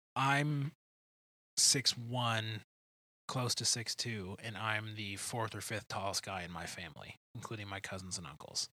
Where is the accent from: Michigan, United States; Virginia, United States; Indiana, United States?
Michigan, United States; Detroit; moved away; neither of us are from here. I'm from Detroit